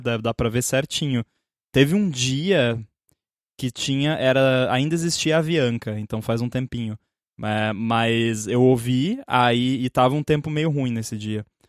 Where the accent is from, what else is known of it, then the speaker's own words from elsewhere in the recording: a city about 20 km from São Leopoldo, Rio Grande do Sul, Brazil; que é em São Leopoldo, que é tipo uns 20 quilômetros da minha cidade, mas é na direção de Porto Alegre